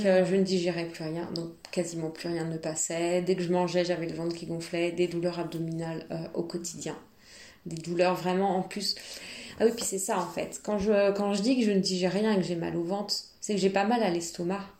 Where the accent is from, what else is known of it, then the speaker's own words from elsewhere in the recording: Nantes, Pays de la Loire, France; now in Paris, France; je viens de Nantes et là je travaille sur Paris